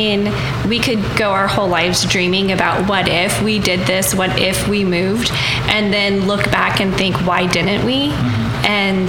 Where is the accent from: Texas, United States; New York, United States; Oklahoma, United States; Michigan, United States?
Oklahoma, United States; I didn't claim I was from Oklahoma for a long time because I saw so many beautiful states and traveling, and when we moved to Los Angeles, which, I mean, we loved living there. But then I became homesick of Oklahoma.